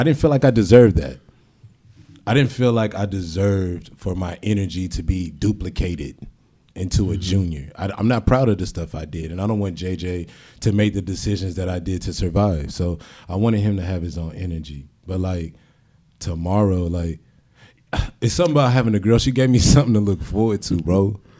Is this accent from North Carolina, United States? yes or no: no; San Diego, California, United States; also born or lived in Portsmouth, Virginia / Norfolk, Virginia; I'm originally from Portsmouth, Virginia. My mom was in the military for 20 years. I was raised in Norfolk until I was 7. She got stationed out here. And San Diego changed my life.